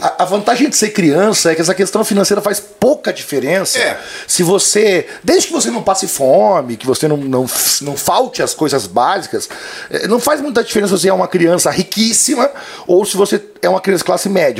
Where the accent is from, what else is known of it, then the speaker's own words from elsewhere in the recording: Cascavel, Paraná, Brazil; also born or lived in Palmas, Paraná; Eu nasci em Palmas, no Paraná